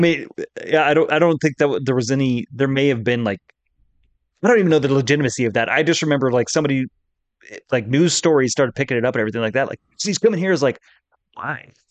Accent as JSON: {"language": "English", "region": "Colorado", "country": "United States", "tie": "born or raised there", "said": "growing up in Colorado, you know, when we went to Elich's or Six Flags"}